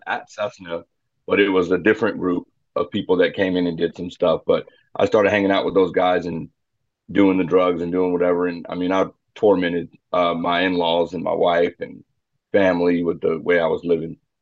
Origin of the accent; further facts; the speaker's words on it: Phoenix, Arizona, United States; moved away as an adult; now in Wichita, United States; I was born in Phoenix, Phoenix, Arizona in '83. Uh, lived there for most of my life